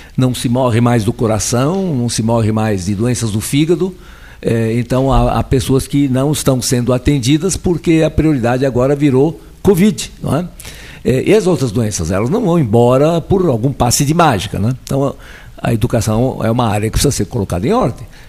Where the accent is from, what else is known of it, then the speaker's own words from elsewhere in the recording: Brazil; also born or lived in Switzerland; Eu não sou brasileiro, eu nasci na Suíça, vim para o Brasil com seis anos de idade